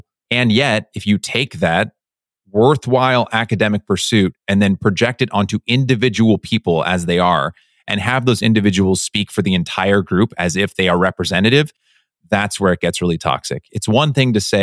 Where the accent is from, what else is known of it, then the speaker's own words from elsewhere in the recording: United States; as an American